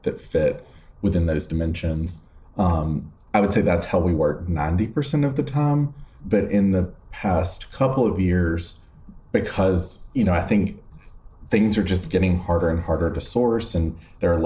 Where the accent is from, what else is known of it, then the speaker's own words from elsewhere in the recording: West Point, Georgia, United States; moved away as an adult; now in New York, United States; we have a building in my hometown